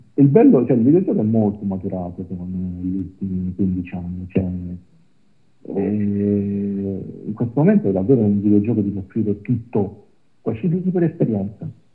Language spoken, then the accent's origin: Italian; Apulia, Italy; io sono pugliese